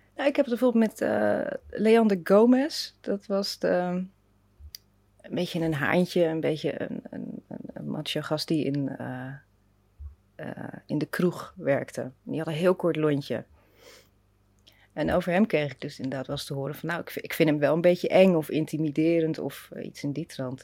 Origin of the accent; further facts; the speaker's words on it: Rotterdam, South Holland, Netherlands; moved away as an adult; also born or lived in Leiden; ik kom uit Delshaven, dus dat, Ah, dat is ook zo'n lelijk, een zwarte wijk. En ik zat op een zwarte school